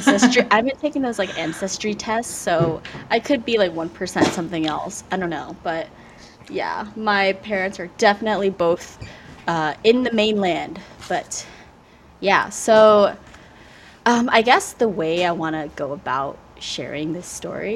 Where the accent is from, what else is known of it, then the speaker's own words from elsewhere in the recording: United States; first language Vietnamese; English is a second language; being a child of immigrant parents, growing up in the United States